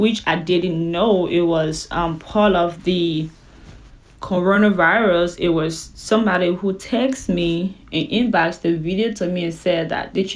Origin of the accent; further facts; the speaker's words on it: Liberia; now in Houston, United States; I live in the U.S. In Houston, Texas. I'm from West Africa, Liberia